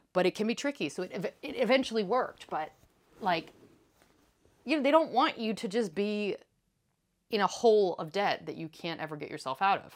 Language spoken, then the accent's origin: English; East Coast, United States; now in France; in the house I grew up in on the East Coast